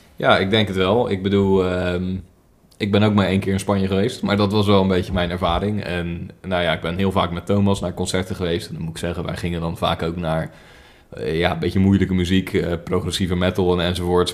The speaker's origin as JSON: {"language": "Dutch", "country": "Netherlands", "said": "wij Nederlanders"}